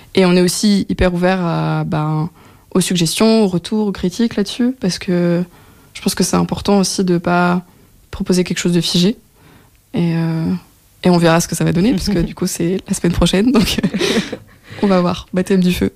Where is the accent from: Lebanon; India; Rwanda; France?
France; moved away as an adult; also born or lived in Belgium; now in Brussels, Belgium; je suis française d'origine et je suis arrivée en Belgique il y a maintenant cinq ans